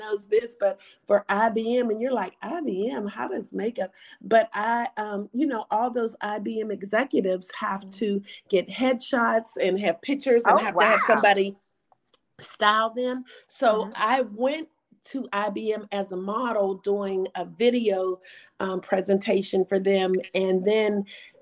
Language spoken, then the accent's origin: English; Pittsburgh, Pennsylvania, United States; moved away as an adult; now in Atlanta, United States; I was from Pittsburgh. So I was like the top black model in Pittsburgh